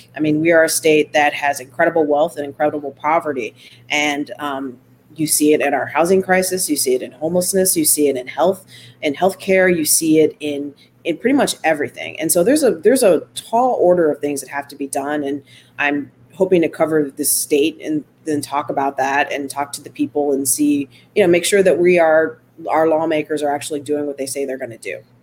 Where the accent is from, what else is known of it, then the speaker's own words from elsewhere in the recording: Solon, Ohio, United States; also born or lived in Warrensville Heights, Ohio / Sacramento, California; I grew up in Solon in the late 80s, early 90s. I graduated in 95.